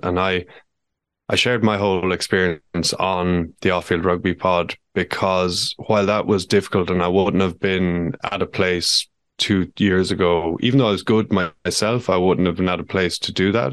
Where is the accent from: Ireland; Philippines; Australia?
Ireland; who I know well from growing up in Ballinard together